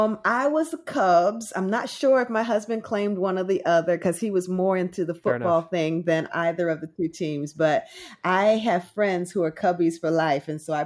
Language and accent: English; Trenton, New Jersey, United States; So I was born and raised in Trenton, New Jersey. Mm-hmm. And so I'm a Jersey girl by birth.